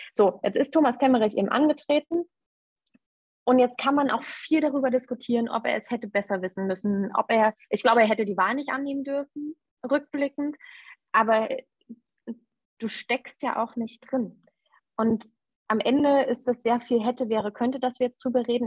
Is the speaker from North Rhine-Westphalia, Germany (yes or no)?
no; Erfurt, Thuringia, Germany; also born or lived in Weimar; Ich bin in Weimar geboren Okay. Und ähm, habe aber zeitlebens dann in Erfurt gewohnt.